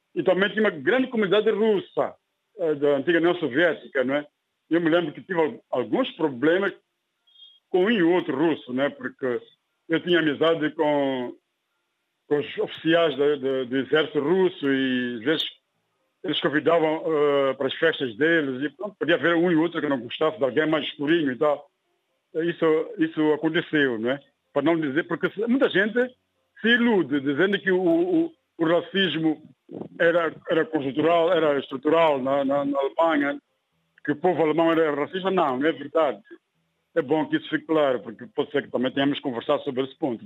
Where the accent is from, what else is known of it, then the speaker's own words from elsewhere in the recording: Mozambique; also born or lived in Germany; podia começar uma nova vida aqui na minha terra